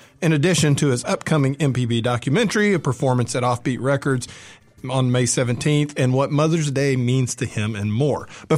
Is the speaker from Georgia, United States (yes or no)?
yes; Atlanta, Georgia, United States; I'm a Yankee. I'm from Atlanta.